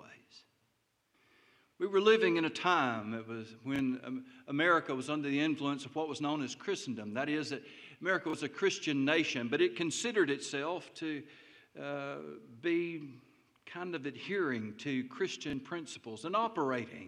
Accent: Taylor, Arkansas, United States; when I was growing up in Taylor, Arkansas

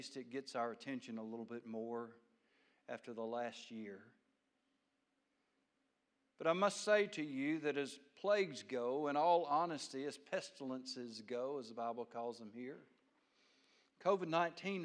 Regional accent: United States; I'm an American

